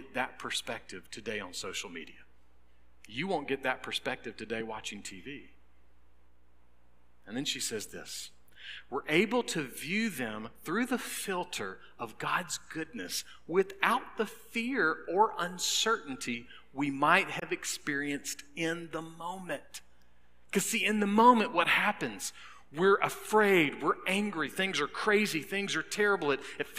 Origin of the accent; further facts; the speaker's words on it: North Augusta, South Carolina, United States; now in Lexington, United States; Well, that's where I was born and raised.